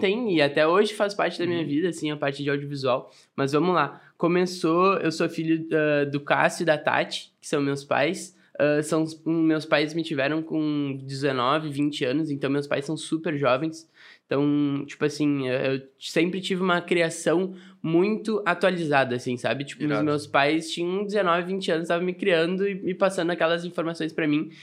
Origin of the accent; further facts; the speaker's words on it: Arroio dos Ratos, Rio Grande do Sul, Brazil; also born or lived in Porto Alegre; Nasci em Porto Alegre e a minha família é de Arroio dos Ratos.